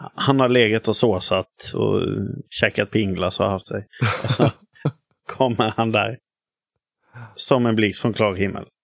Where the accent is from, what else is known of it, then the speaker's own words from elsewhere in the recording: Hyltebruk, Halland County, Sweden; moved away; jag kommer från Hyltebruk i grund och botten utanför, eh, utanför Halmstad